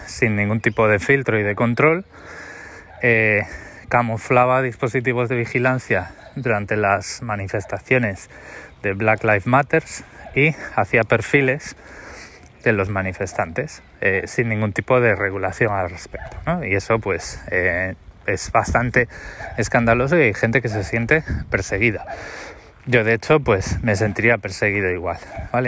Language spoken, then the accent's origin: Spanish; Spain; moved away; yo soy español, eh, he vivido en España 36 años